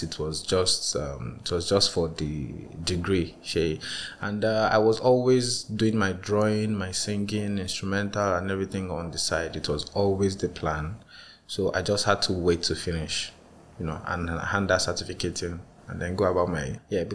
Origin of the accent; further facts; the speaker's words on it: Nigeria; as a Nigerian child growing up